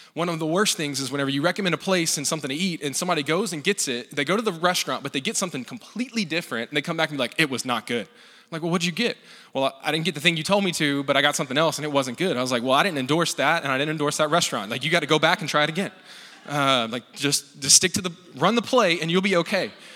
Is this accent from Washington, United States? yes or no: no; Louisiana, United States; I grew up in Louisiana